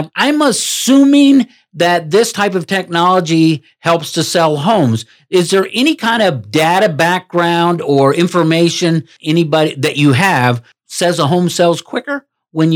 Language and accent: English; Maryland, United States; moved away as an adult; now in Utah, United States; I was born and raised in Maryland